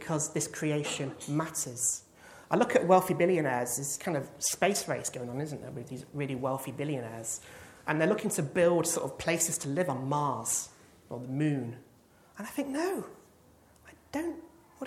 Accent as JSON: {"language": "English", "region": "England", "country": "United Kingdom", "said": "as an Englishman"}